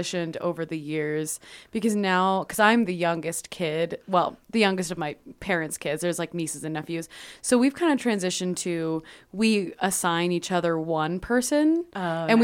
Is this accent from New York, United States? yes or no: no; California, United States; moved away as an adult; also born or lived in Utah; now in Arizona, United States; I'm from a small town, so there's never anything super crazy going on. And it's California